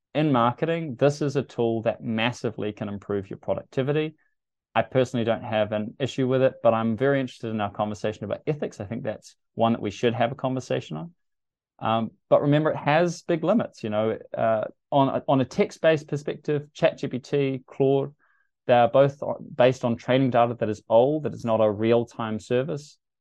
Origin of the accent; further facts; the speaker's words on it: New Zealand; as a New Zealander